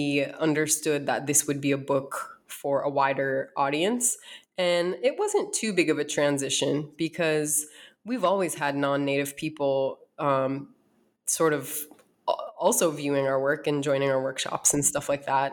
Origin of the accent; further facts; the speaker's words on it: North Dakota, United States; moved away as an adult; also born or lived in East Coast; now in Arizona, United States; I was born and raised in North Dakota